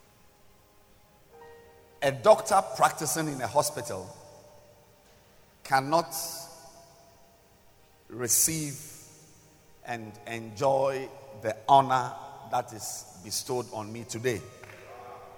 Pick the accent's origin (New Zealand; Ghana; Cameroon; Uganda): Ghana; I am a Ghanaian